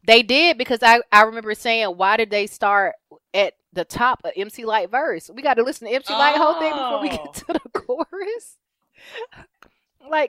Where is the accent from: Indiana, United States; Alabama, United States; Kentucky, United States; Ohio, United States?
Alabama, United States; Forestdale; also born or lived in Fairfield, Alabama; I moved from Vinesfield, which is a small town in Fairfield, to Forestdale. And it was the summer before our sixth grade year.